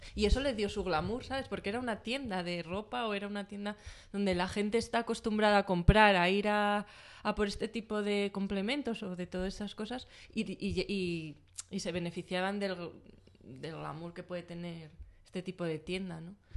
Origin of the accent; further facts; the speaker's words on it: León, Castile and León, Spain; moved away; yo soy de León y voy a León mucho